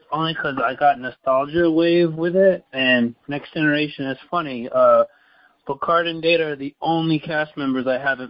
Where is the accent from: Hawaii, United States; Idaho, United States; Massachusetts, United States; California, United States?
California, United States; San Diego; I'm from San Diego